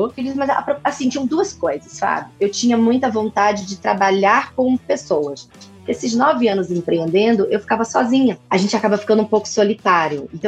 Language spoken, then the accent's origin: Portuguese; São Paulo, Brazil; accent: mixed, somewhat Bahian; now in Salvador, Brazil; O que acontece é que eu sou paulistana, tenho essa mistura de sotaque meio baiano, uma mistura de, de coisa nenhuma. Mas o negócio é o seguinte: eu formei em São Paulo e fui morar em Salvador.